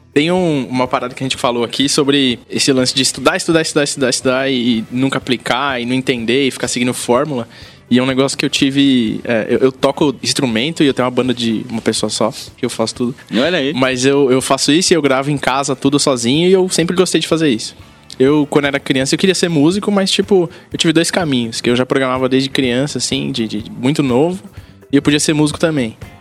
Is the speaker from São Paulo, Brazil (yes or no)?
yes; São Paulo, Brazil; Eu nasci em São Paulo, na Zona Norte, daquela janela da dá para ver meu prédio. E eu cresci aqui, muito perto daqui